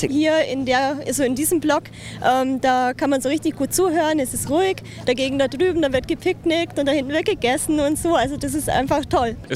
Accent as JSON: {"language": "German", "region": "Northern Germany", "country": "Germany", "said": "Ich komme aus Norddeutschland und meine Schwägerin ist es auch gewohnt."}